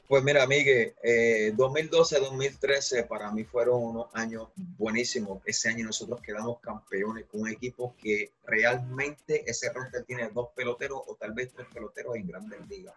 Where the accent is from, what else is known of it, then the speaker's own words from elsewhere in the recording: Puerto Rico; now in Nicaragua; uno como boricua